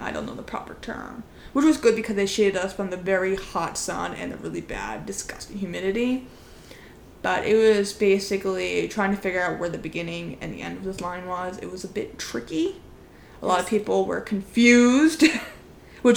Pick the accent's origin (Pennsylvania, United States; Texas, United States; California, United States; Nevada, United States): Pennsylvania, United States; first language English; We are not from New York City. As we've mentioned before, we are from Pennsylvania